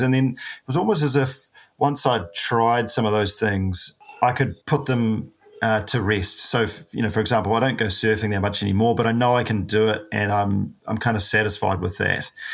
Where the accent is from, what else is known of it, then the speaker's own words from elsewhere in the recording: New Zealand; a paraplegic from New Zealand